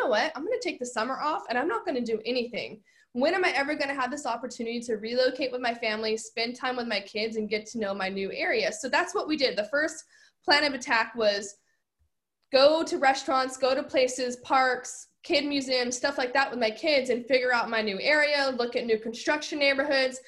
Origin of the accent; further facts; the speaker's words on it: California, United States; I'm originally from California.